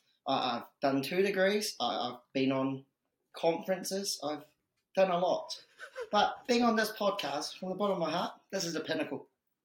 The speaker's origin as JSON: {"language": "English", "town": "Dunedin", "region": "Otago", "country": "New Zealand", "tie": "born or raised there", "also_born_or_lived": "Hong Kong / Mosgiel", "said": "So I was originally from Hong Kong, right? Came over to Dunedin when I was a year 7, so when I was like 11, 12 years old. Been in Dunedin since. Done school in Dunedin. Went to uni at Otago"}